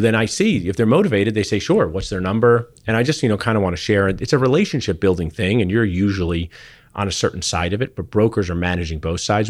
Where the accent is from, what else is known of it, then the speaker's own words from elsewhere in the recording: Pennington, New Jersey, United States; moved away; I grew up in Central New Jersey where you could go Giants or Eagles